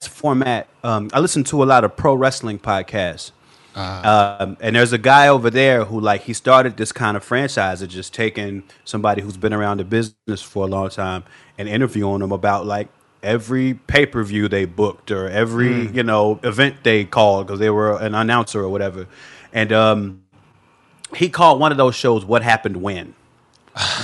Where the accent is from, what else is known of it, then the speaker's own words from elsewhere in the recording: Chicago, Illinois, United States; now in Los Angeles, United States; Born and raised in Chicago